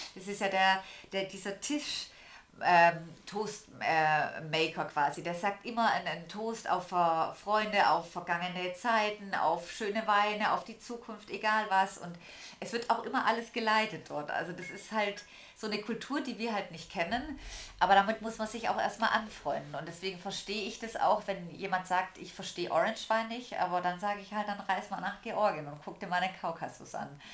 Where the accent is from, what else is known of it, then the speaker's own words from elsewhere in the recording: Swabia, Germany; als Schwabe